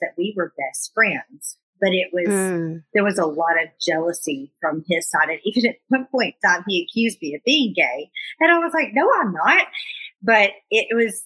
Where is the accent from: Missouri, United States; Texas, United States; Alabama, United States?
Alabama, United States; I grew up in Alabama.